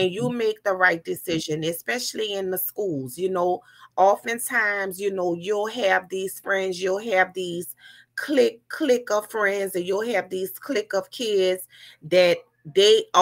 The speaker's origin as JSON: {"language": "English", "town": "New Orleans", "region": "Louisiana", "country": "United States", "tie": "born or raised there", "said": "growing up in New Orleans, Louisiana, you know, it was rough"}